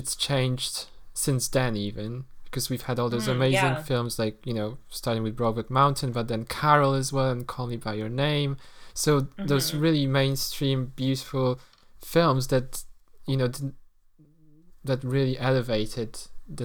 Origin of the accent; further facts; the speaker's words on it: Poland; moved away; when I grew up in Poland